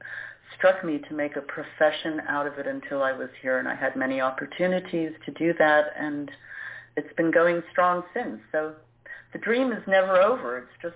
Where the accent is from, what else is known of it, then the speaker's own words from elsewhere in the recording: New York City, New York, United States; moved away as an adult; also born or lived in Florida; now in Zurich, Switzerland; I've been here longer than I've been in the States now. So I was born and raised in New York. I also lived in Florida. And I've been in Switzerland many, many, many years